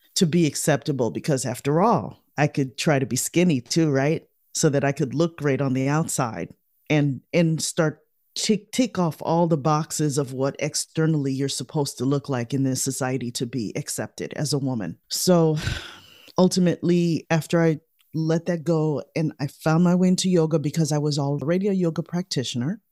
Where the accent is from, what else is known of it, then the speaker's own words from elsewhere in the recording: Chicago, Illinois, United States; We grew up in Chicago